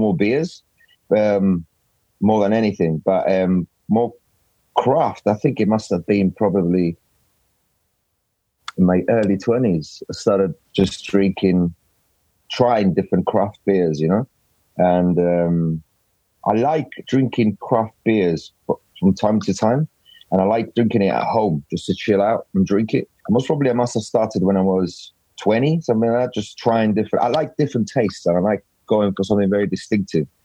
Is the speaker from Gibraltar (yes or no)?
yes; Gibraltar; moved away as an adult; I'm from Gibraltar